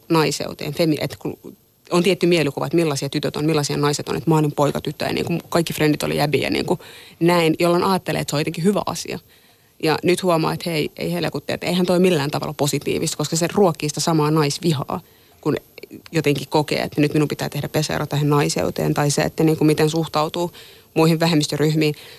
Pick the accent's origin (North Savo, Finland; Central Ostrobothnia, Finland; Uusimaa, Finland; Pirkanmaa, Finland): Pirkanmaa, Finland; Tampere; Mä oon kasvanut Tampereella ja mä oon käynyt suomalaisen peruskoulun.